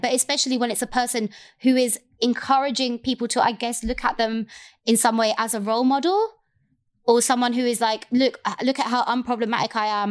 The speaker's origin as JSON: {"language": "English", "region": "London", "country": "United Kingdom", "said": "I am the Londoner."}